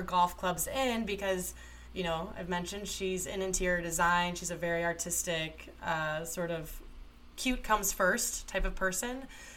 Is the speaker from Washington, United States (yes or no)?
no; Toledo, Ohio, United States; I grew up in Toledo, Ohio